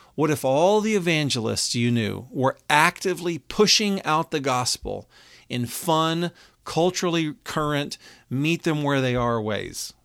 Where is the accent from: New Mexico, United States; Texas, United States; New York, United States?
Texas, United States; now in Cincinnati, United States; We grew up together in Texas. I now live in Cincinnati